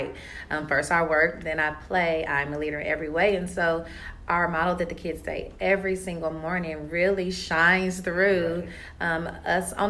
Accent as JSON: {"language": "English", "area": "DeKalb County", "region": "Georgia", "country": "United States", "tie": "born or raised there", "said": "I grew up in DeKalb County, went to DeKalb County schools"}